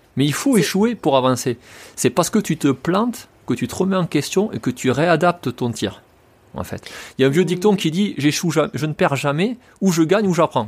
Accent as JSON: {"language": "French", "country": "France", "said": "je suis français"}